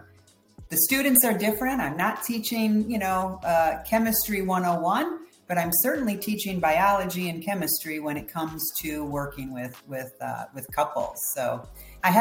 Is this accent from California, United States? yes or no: no; Detroit, Michigan, United States; I grew up in Detroit, Michigan